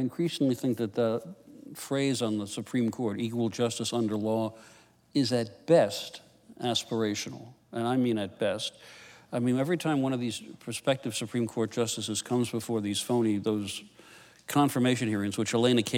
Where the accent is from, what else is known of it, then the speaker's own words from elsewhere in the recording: New York City, New York, United States; I grew up on the Upper West Side of Manhattan